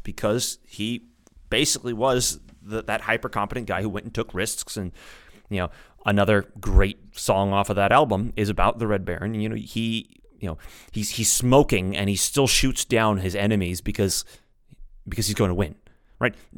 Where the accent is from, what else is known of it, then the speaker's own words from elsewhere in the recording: United States; I'm an American. I speak English.